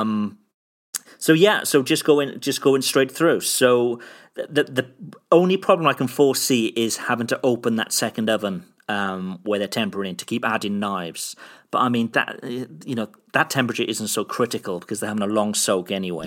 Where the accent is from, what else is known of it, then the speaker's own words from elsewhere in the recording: Cardiff, Wales, United Kingdom; from my, from my hometown back here, back in, back in Cardiff in the U K